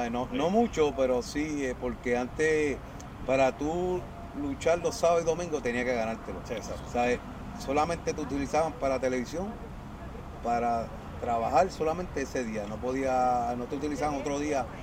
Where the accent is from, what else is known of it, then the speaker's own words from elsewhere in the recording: San Lorenzo, Puerto Rico; que yo soy de ahí, de San Lorenzo, ese pueblito yo lo adoro.